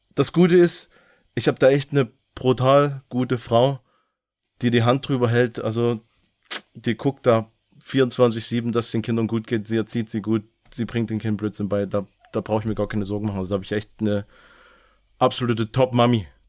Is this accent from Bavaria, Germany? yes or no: no; Gröditz, Saxony, Germany; moved away as an adult; also born or lived in North Rhine-Westphalia; now in Lörrach, Germany; Ich bin ähm, im Osten aufgewachsen, geboren, äh, in Sachsen. Man hört es auch teilweise noch raus